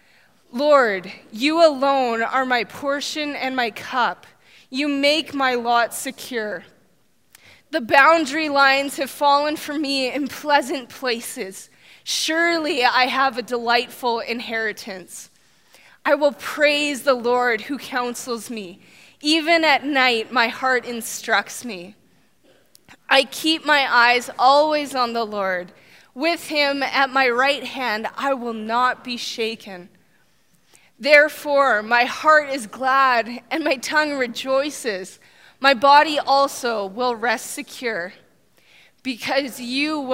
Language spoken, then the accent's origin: English; Saskatchewan, Canada; now in Red Deer, Canada; I grew up in Saskatchewan. That's where my roots are